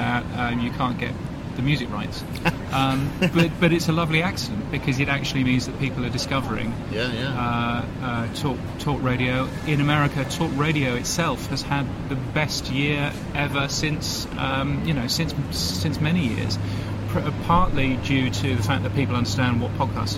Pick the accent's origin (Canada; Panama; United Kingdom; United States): United Kingdom; also born or lived in London; now in Australia; I'm a Brit